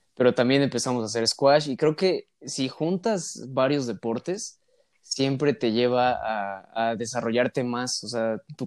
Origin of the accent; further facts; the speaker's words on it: Mexico; yo como, como mexicano